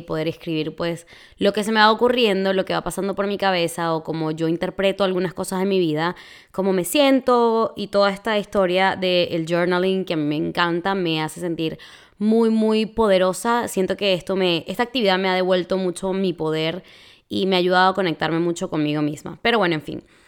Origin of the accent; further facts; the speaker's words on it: Venezuela; moved away as an adult; also born or lived in Florida, United States; now in Texas, United States; en mi país así se le dice